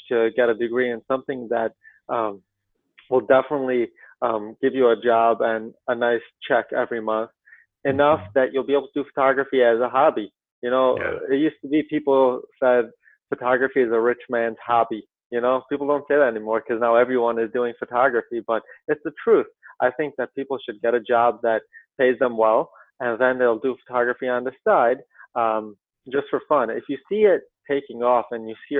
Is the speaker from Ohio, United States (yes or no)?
yes; Ohio, United States; now in Connecticut, United States; I live in Connecticut at this time, and I grew up in Ohio